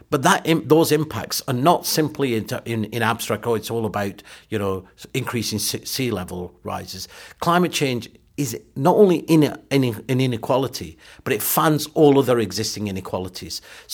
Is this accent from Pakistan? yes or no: yes; Pakistan; born there; So look, you know, I was born in Pakistan. When I go back to Pakistan